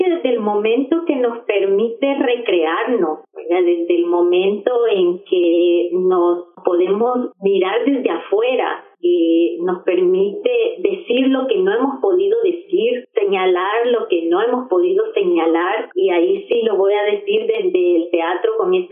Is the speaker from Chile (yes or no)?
no; El Salvador; yo soy salvadoreña.